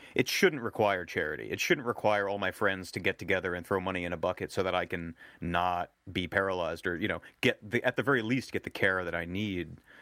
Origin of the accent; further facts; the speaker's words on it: New Jersey, United States; I grew up in New Jersey